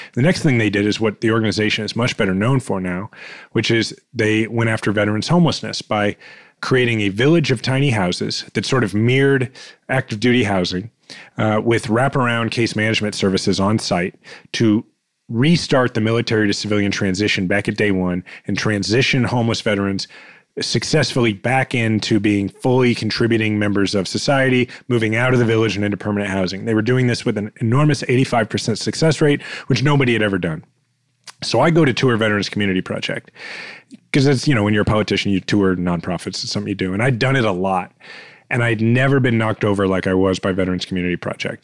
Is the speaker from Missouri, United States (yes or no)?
yes; Kansas City, Missouri, United States; I'm fifth generation Kansas Cityan